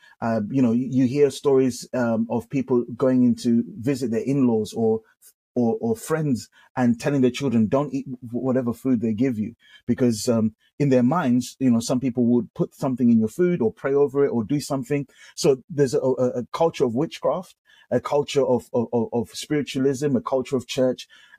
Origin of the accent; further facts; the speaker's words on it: England, United Kingdom; man, we're coming from the UK, you know, like we're coming from the streets of gold, paved with gold." My accent was going to, in my mind, my accent was going to make everyone flock over.